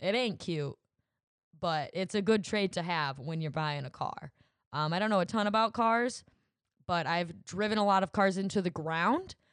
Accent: Williamston, United States; my hometown of Williamston.

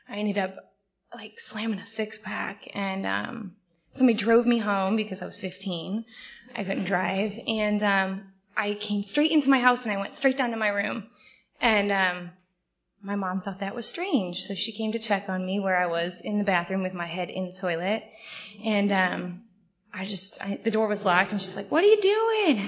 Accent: St. Louis, Missouri, United States; I grew up in St. Louis

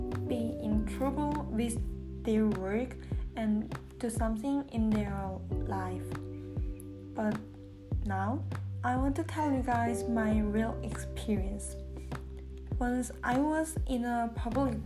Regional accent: South Korea; English is a second language; moved away as an adult; now in United States; I'm from South Korea. So English is not my mother tongue. It is my second language

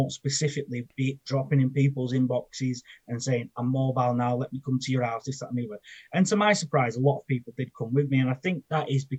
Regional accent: Preston, North West England, United Kingdom; I'm from Preston in Lancashire. And growing up, I was basically a bit of a sod

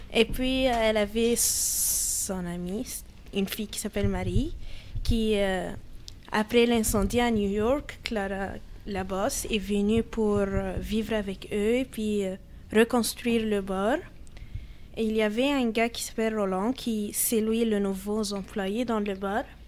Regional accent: Alexandria, Alexandria Governorate, Egypt; now in Canada; je viens d'Alexandrie, c'est plutôt sur la ah, mer Méditerranée.

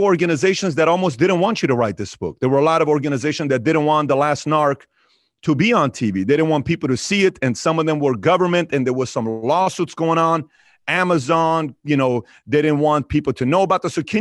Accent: Iran; moved away; I'm from Iran

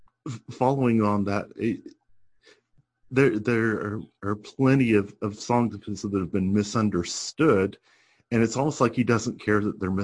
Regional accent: Alabama, United States; I grew up in Alabama

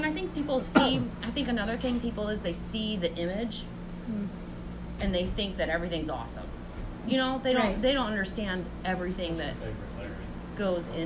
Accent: Michigan, United States; moved away as an adult; I'm from Michigan

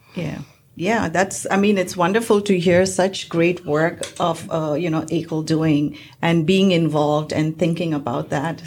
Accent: Mumbai, Maharashtra, India; now in United States; I'm from India, I'm from Bombay

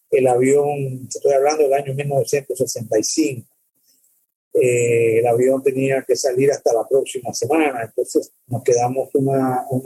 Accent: El Salvador; born there; yo, yo nací en El Salvador el más pequeño país eh, de América.

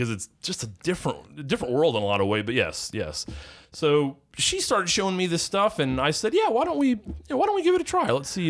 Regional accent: Cleveland, Ohio, United States; now in Charleston, United States; I am originally from the Cleveland, Ohio area, Northeast Ohio, which pretty much spent my whole upbringing there.

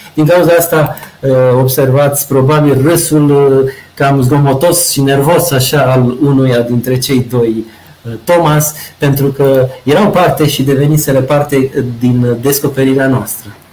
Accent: Romania; moved away; also born or lived in Antofagasta, Chile; suntem români

